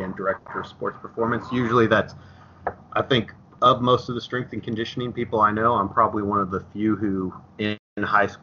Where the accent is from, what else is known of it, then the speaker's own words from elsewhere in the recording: Dallas Center, Iowa, United States; I'm from Dallas Center Grimes, so Dallas Center was tiny